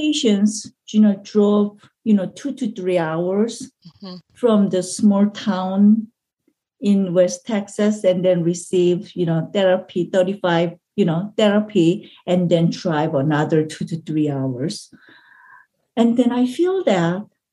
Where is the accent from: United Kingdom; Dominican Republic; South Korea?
South Korea; English is a second language; moved away as an adult; now in United States; I came from Korea, you know, because I want to study